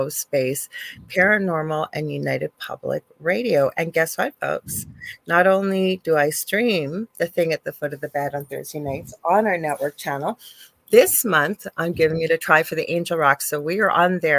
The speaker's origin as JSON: {"language": "English", "country": "Canada", "said": "I'm a Canadian clairvoyant medium."}